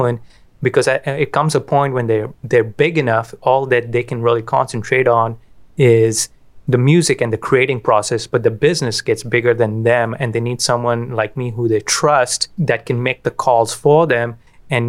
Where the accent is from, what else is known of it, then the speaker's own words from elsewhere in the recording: Kolkata, West Bengal, India; moved away as an adult; I grew up in Calcutta, India.